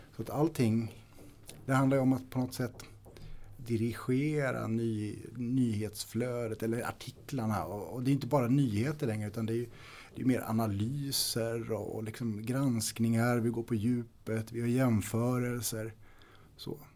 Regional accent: Storfors, Värmland, Sweden; Jag är född och uppvuxen i Värmland. Ehm, I östra delen av Värmland, i Storfors

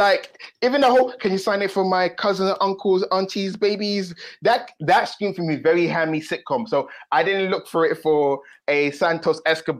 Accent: United Kingdom; I'm actually British, even though from time to time I do stray from the accent. Time to time, I am British. I am not the British of British, but I am British.

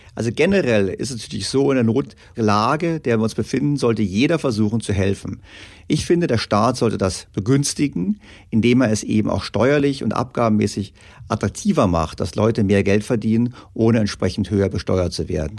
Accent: Germany; wir Deutschen

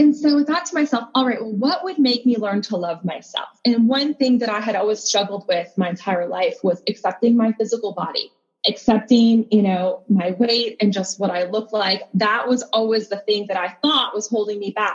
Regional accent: North Dakota, United States; I was born and raised in North Dakota of all places.

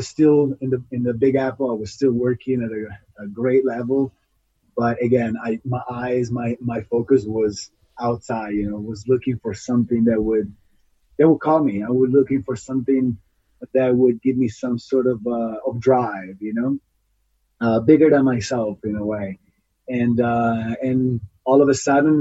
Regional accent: Italy; moved away as an adult; now in United States; I'm an Italian ultra runner. I was actually born and raised in Italy. And then in 2007, that's about when I was 24 years old, I decided to leave the country to move to the United States.

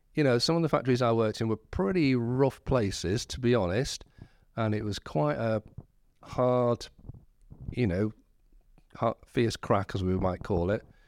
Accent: Whitby, Yorkshire and the Humber, United Kingdom; also born or lived in Scarborough; I was born in Whitby, and my family was sort of church attenders

